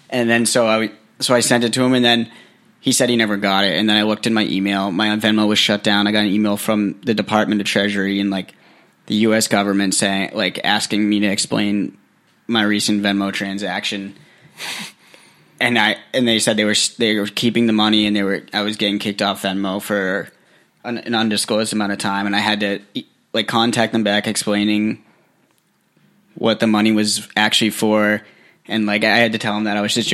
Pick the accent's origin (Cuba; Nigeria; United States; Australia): United States; New England; because I'm from New England